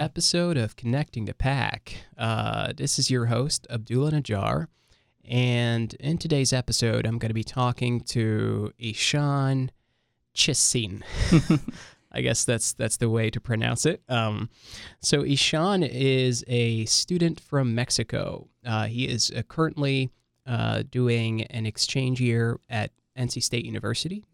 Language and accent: English; Libya; also born or lived in Lebanon; now in United States; I'm, I'm from Libya. I've been, been to Lebanon for a while, and then now I'm in the U S